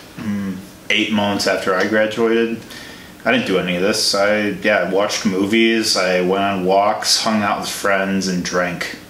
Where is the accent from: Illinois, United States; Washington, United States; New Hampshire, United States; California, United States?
Illinois, United States; I'm from Illinois as well